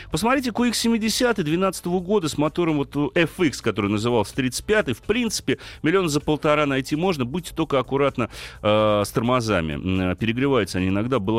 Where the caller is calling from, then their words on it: Omsk, Omsk Oblast, Russia; я вообще из Омска звоню, из Сибири. То есть у нас здесь преимущественно праворукие машины